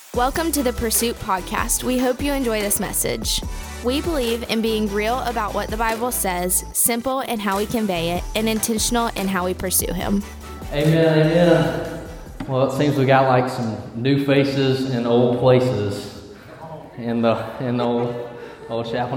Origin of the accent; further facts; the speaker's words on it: Eufaula, Alabama, United States; I'm from Eufaula, Alabama. Yeah, that's E Town